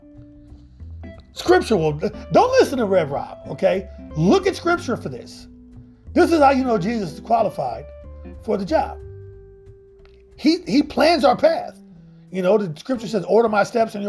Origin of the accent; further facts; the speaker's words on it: Midwest, United States; I grew up in the Midwest in the United States.